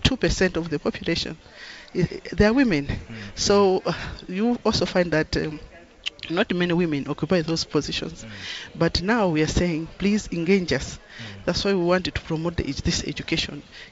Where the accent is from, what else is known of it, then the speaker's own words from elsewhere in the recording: Malawi; I come from Malawi